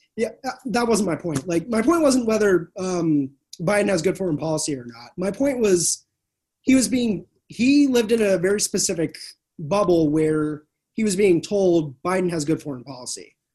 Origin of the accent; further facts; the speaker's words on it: California, United States; also born or lived in Arkansas; I'm from California